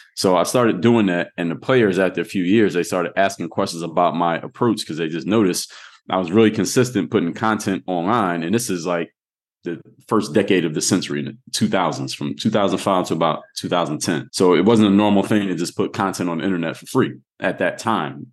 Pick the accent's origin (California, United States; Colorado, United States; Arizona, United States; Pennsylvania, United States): Pennsylvania, United States; Philadelphia; now in Miami, United States; I'm from Mount Airy